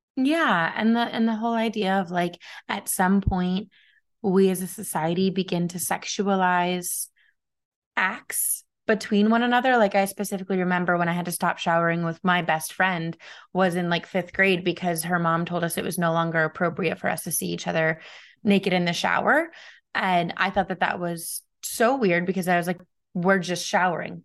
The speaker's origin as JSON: {"language": "English", "country": "United States", "said": "as an American"}